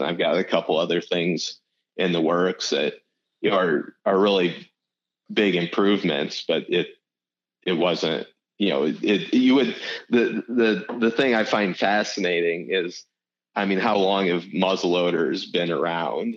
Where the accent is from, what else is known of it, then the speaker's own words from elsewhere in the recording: Iowa, United States; moved away as an adult; now in Arizona, United States; I moved from Iowa to to Arizona